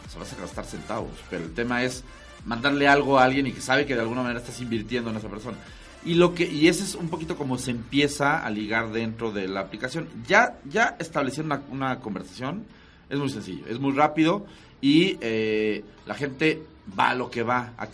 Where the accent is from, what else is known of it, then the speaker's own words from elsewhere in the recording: Mexico; Canijo, o sea, somos infieles los mexicanos.